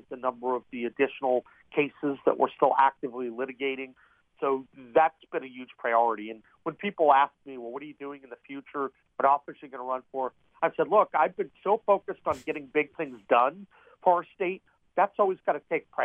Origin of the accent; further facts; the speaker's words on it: Eastern Panhandle, West Virginia, United States; I'm from the Eastern Panhandle, and you know, I've always been very, very active at home